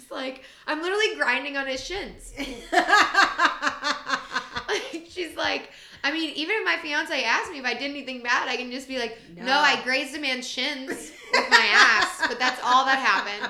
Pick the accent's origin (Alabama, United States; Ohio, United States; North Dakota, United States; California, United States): Ohio, United States; moved away; also born or lived in Chicago; I'm from Ohio